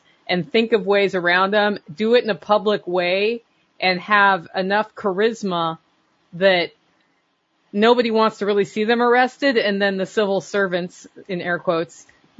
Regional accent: Oregon, United States; now in Tennessee, United States; I grew up in Oregon

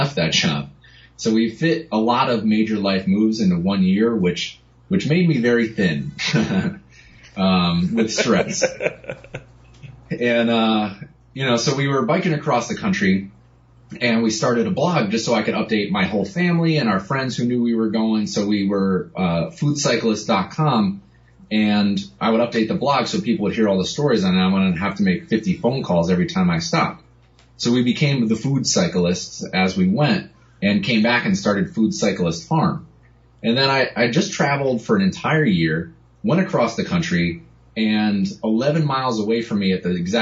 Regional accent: Connecticut, United States; moved away as an adult; also born or lived in New York City; I grew up in Connecticut.

